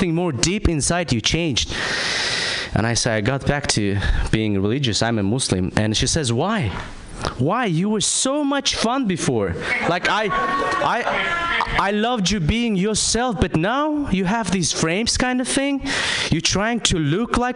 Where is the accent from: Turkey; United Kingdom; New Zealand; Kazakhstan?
Kazakhstan; I'm from Kazakhstan